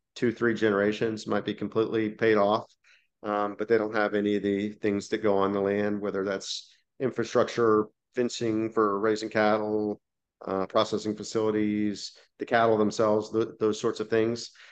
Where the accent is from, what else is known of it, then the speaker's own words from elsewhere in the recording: Dallas, Texas, United States; I'm from Dallas, Fort Worth